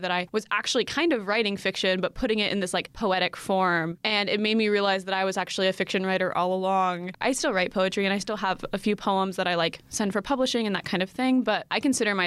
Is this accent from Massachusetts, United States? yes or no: no; Asheville, North Carolina, United States; I'm from Asheville, North Carolina